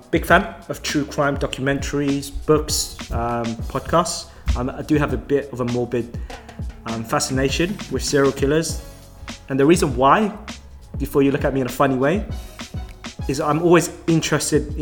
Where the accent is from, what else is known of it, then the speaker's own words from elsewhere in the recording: London, United Kingdom; Born and raised in good old Southwest London.